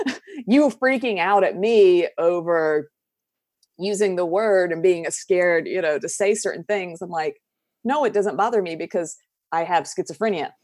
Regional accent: southern United States, United States; accent: Southern, country; I'm from the southern United States, so we have a very thick accent that I work very hard to calm down

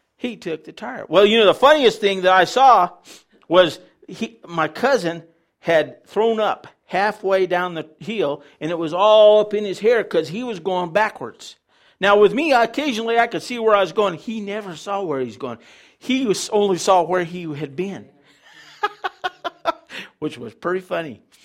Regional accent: Farmington, United States; I was raised in Farmington outside of town

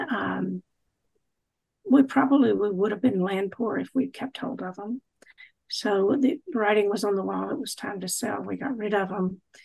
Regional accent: Charlotte, North Carolina, United States; moved away as an adult; also born or lived in Indiana; I'm from Charlotte, North Carolina. You can hear it in my voice

